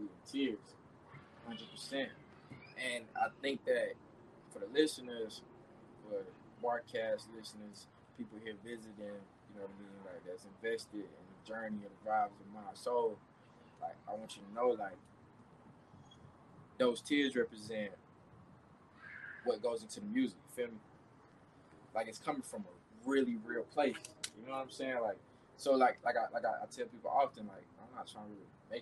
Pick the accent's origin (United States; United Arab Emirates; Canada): United States; the South; mom's a church lady, Southern. You know, we grew up in the South.